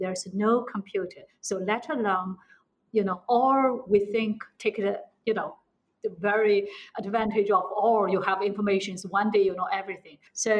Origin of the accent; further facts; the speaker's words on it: Shanghai, China; I'm from Shanghai, yes.